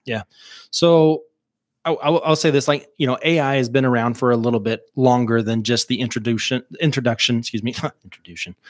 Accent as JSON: {"language": "English", "town": "Mountainburg", "region": "Arkansas", "country": "United States", "tie": "born or raised there", "said": "born and raised in Mountainburg, Arkansas"}